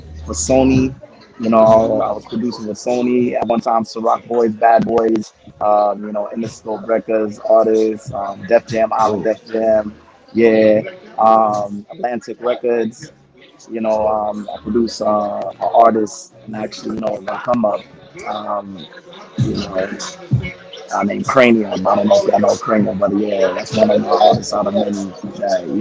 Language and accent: English; Jamaica; now in New York, United States; I reside in Jamaica, Queens, but you know I'm from Jamaica